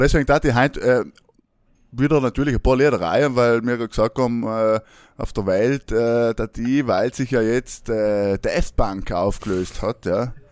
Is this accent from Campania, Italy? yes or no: no; South Tyrol, Trentino-Alto Adige, Italy; now in Vienna, Austria; in Südtirol ist, meine, alles zu, oder zumindest unsere, ähm, wie wir da hucken, unsere Heimatgemeinden sind alle zugesperrt